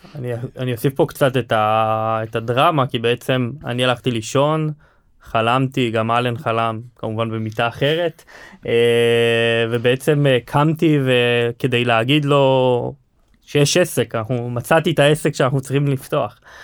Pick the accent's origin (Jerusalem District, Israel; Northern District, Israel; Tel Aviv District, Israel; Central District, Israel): Central District, Israel; Hod HaSharon; אנחנו חברי ילדות מהוד השרון